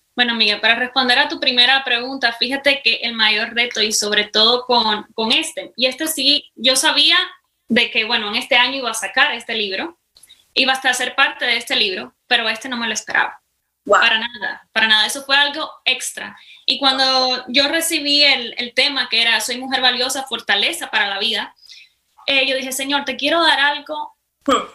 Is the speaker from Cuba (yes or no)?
yes; Cuba; accent: Cuban; moved away as an adult; now in United States; soy cubana, para empezar, aunque ya mi acento me delata, ¿verdad? Eh, hace cinco años vine para los Estados Unidos